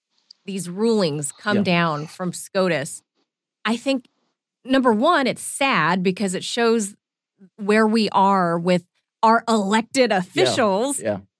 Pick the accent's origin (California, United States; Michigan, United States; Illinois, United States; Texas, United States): California, United States; being a Californian, a native Californian